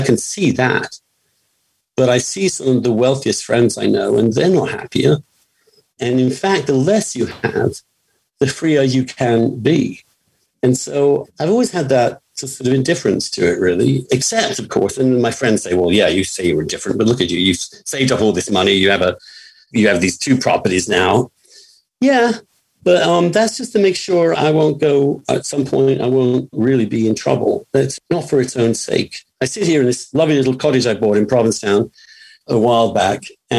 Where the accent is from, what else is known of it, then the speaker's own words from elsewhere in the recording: England, United Kingdom; moved away; when I came from England, no person in my family got to college before.